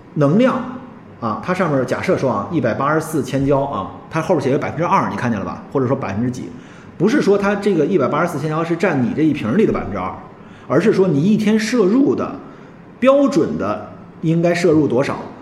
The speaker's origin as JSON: {"language": "Chinese", "country": "China", "said": "我们中国人"}